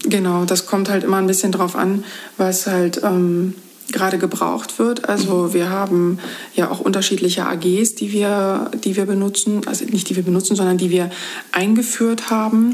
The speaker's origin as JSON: {"language": "German", "area": "Rügen", "region": "Mecklenburg-Vorpommern", "country": "Germany", "tie": "born or raised there", "also_born_or_lived": "Magdeburg", "moved": "as an adult", "lives_now": "Bad Belzig, Germany", "said": "Ich komme von Rügen und bin dort äh, auch aufgewachsen, habe dort mein Abitur gemacht und bin zum Studium dann von dort weggezogen"}